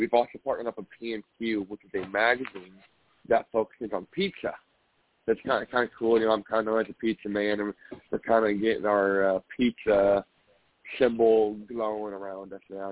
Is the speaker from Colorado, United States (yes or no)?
no; Indianapolis, Indiana, United States; I'm from Indianapolis